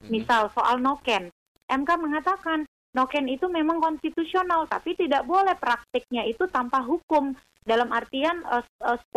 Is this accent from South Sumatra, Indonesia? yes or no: yes; South Sumatra, Indonesia; di Sumatera Selatan, contoh kampung saya